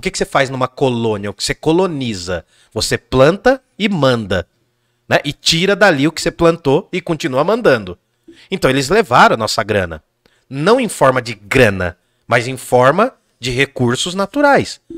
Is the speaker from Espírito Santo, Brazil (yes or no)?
no; Jundiaí, São Paulo, Brazil; nasci em Jundiaí